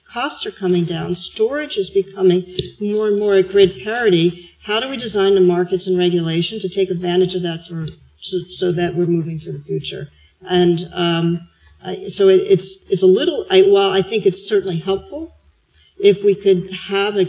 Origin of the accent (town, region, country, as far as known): United States; moved away as an adult; now in Australia